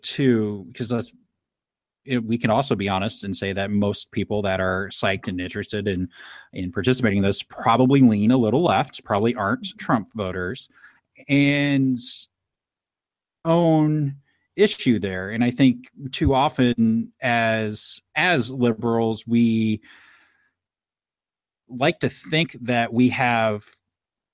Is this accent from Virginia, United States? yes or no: no; Indianapolis, Indiana, United States; I'm from Indianapolis